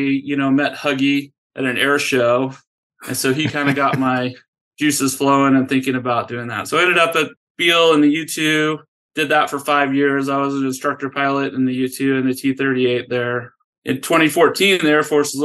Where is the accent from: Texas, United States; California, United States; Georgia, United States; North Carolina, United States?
California, United States; Tuolumne County, Northern; moved away as an adult; also born or lived in Oklahoma; now in Pocatello, United States; I grew up in Northern California near Yosemite in Tuolumne County. Grew up there my whole life